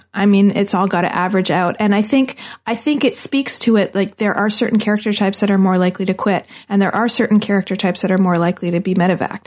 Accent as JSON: {"language": "English", "country": "Canada", "said": "I'm Canadian"}